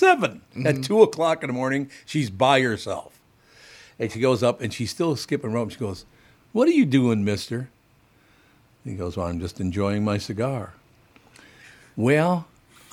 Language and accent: English; Minneapolis, Minnesota, United States